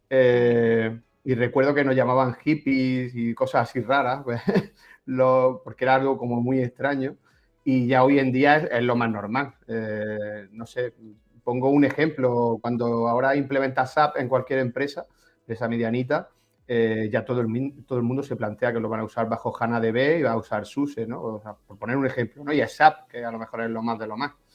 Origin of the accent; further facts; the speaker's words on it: Granada, Andalusia, Spain; soy de Granada, administrador de sistemas